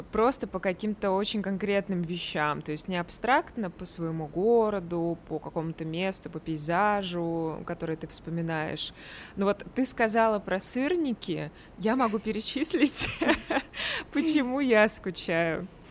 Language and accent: Russian; Tver, Tver Oblast, Russia; moved away as an adult; also born or lived in Moscow; now in Dubai, United Arab Emirates; Я из Твери